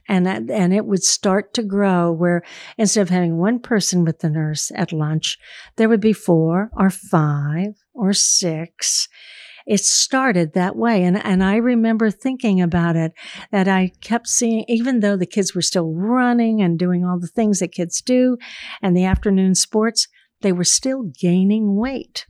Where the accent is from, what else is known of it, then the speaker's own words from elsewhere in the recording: Daytona Beach, Florida, United States; I'm from Daytona Beach, Florida.